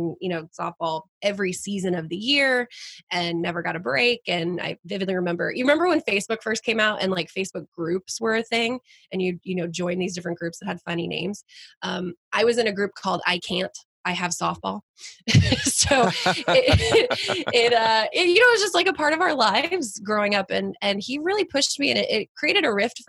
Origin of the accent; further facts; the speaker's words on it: Flower Mound, Texas, United States; moved away as an adult; also born or lived in New Haven, Connecticut; I grew up born and raised in Texas